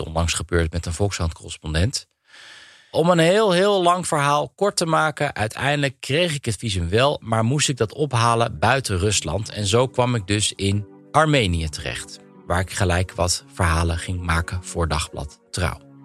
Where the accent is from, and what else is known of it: Netherlands; moved away as an adult; now in Russia